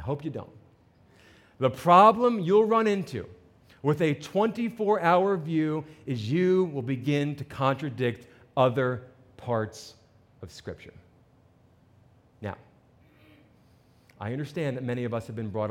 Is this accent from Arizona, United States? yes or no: no; New Jersey, United States; I'm from New Jersey